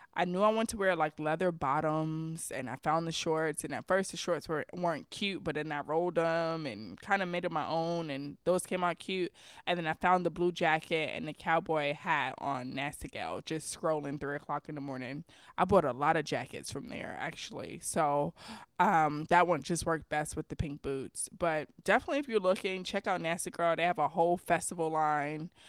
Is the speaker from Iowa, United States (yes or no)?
no; New York City, New York, United States; I'm from New York City.